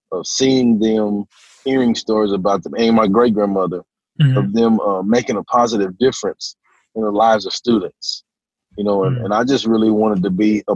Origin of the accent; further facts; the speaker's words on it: Hearne, Texas, United States; also born or lived in Dallas, Texas / Canyon, Texas; now in Conroe, United States; I was born in Dallas. Parents separated when I was four. Mm. When they split, we moved to my mother's, my sister, myself and my little sister, my mom. We moved to my mother's hometown of Hearne, Texas